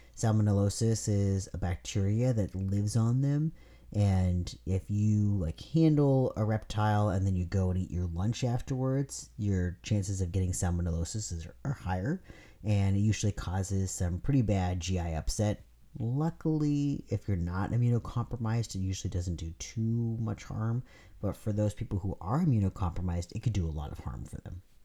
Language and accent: English; California, United States; moved away; I'm from California